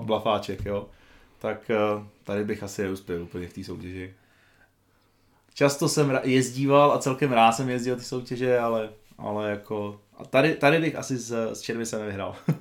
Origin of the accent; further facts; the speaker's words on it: Petrkov, Vysočina Region, Czechia; also born or lived in Havlíčkův Brod; byť jsem se teda narodil v Havlbrodě, tak v podstatě většinu svého dětství jsem trávil v Petrkově, což je taková malá vesnička eh, vedle Havlíčkova Brodu